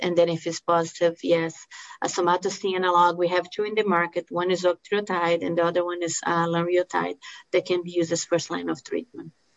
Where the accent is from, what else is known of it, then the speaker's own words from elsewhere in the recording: Brazil; English is a second language; moved away as an adult; also born or lived in Miami, United States / Los Angeles, United States / Tampa, United States / New Mexico, United States; now in Salt Lake City, United States; the accent that you're hearing is because I uh, I'm from Brazil. I came to US after um, med school